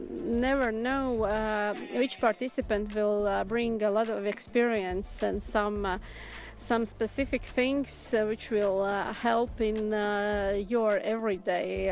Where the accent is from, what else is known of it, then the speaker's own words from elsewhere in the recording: Riga, Latvia; English is a second language; the capital city of Latvia, Riga.